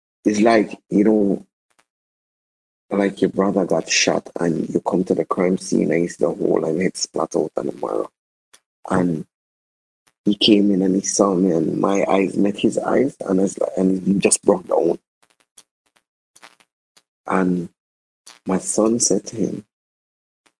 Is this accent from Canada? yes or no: no; Jamaica; I'm thoroughly Jamaican.